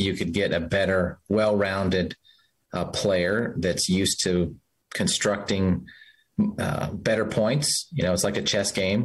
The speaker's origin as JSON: {"language": "English", "region": "Utah", "country": "United States", "tie": "born or raised there", "said": "growing up in Utah, high altitude tennis"}